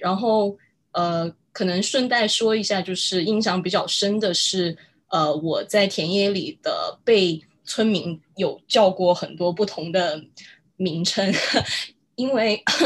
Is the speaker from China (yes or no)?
yes; Guizhou, China; 因为我自己在贵州长大